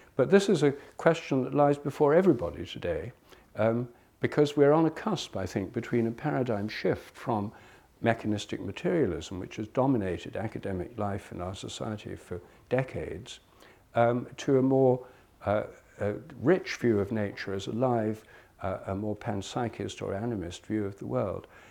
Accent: England, United Kingdom; also born or lived in India; I'm English. I was born in England

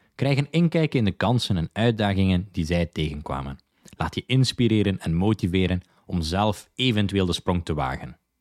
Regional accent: Zottegem, Flanders, Belgium; moved away as an adult; also born or lived in London / Dublin / Lisbon / Prague; now in Barcelona, Spain; ik ben van Zottegem, België en ik woon ondertussen al meer dan vijf jaar in het buitenland

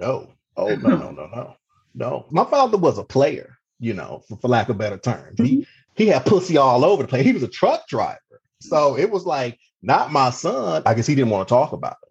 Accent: Cleveland, Ohio, United States; moved away as an adult; also born or lived in Mississippi / Baltimore, Maryland; now in Maryland, United States; I'm originally from Cleveland, Ohio, the youngest of three children

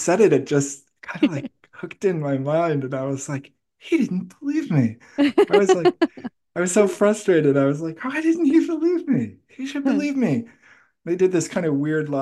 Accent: Milwaukee, Wisconsin, United States; also born or lived in Boston, Massachusetts; we moved from Boston, Massachusetts, where I was born, to Milwaukee, Wisconsin

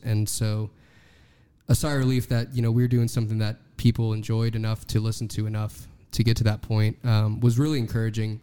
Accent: Texas, United States; growing up in Texas, you can't grow up in Texas and not hear

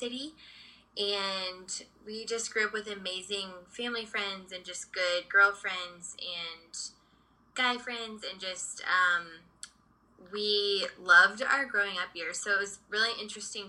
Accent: Dallas, Texas, United States; moved away as an adult; also born or lived in Redondo Beach, California; now in Los Angeles, United States; I grew up in Dallas, so I have a twin sister, and we were actually born out here in Redondo Beach

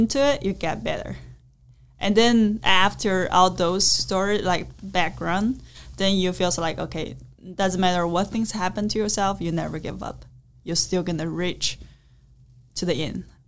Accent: China; English is a second language; I'm from China

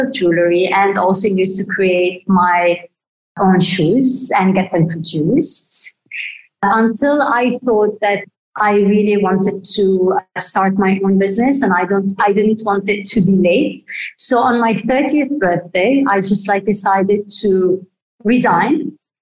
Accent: Beirut, Beirut Governorate, Lebanon; I was brought up mainly in Beirut. I was born in Beirut and unfortunately during the war.

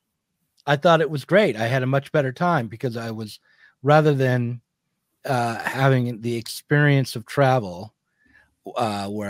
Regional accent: United States; accent: American; my American accent

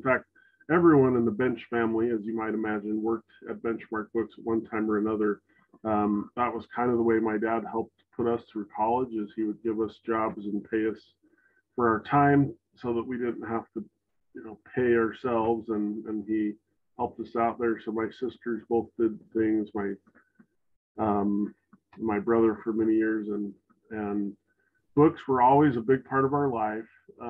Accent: Salt Lake City, Utah, United States; And so he had a whole different perspective and like life experience than we did for growing up in Salt Lake City.

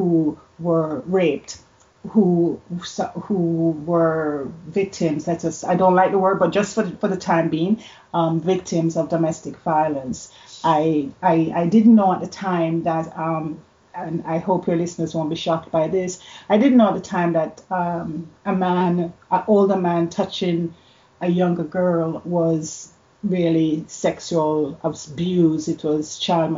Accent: Jamaica; now in Canada; I grew up in Jamaica

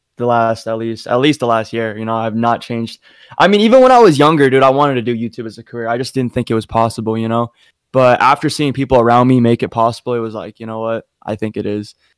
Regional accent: Utah, United States; I'm from Utah. I'm in like a small town in Utah

